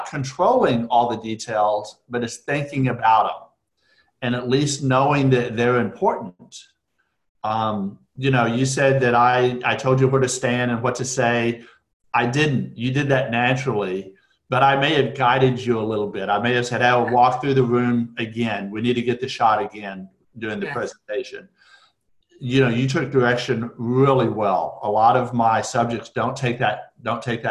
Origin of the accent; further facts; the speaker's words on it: Amarillo, Texas, United States; moved away as an adult; also born or lived in Lubbock, Texas; now in Dallas, United States; I grew up in Amarillo, went to high school in Lubbock, which is up in West Texas